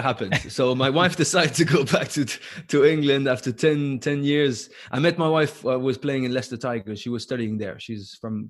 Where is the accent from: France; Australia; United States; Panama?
France; I'm in love with France. Obviously, it's my home country.